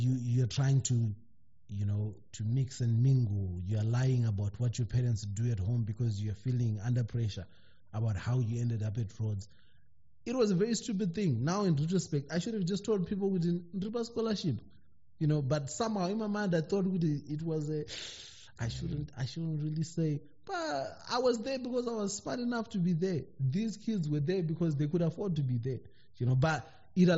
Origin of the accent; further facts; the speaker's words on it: Zimbabwe; moved away as an adult; now in United Kingdom; being a Zimbabwean in the diaspora